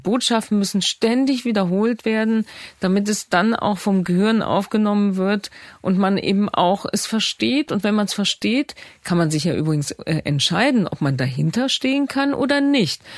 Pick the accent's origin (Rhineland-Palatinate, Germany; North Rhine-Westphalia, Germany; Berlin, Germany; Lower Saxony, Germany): Rhineland-Palatinate, Germany; Bad Neuenahr-Ahrweiler; in Bad Neuna in meiner Geburtsstadt